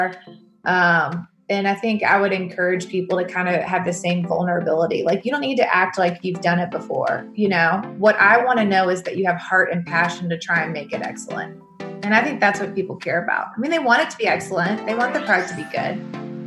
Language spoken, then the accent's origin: English; Louisville, Kentucky, United States; accent: drawl; moved away; I'm originally from Louisville, Kentucky.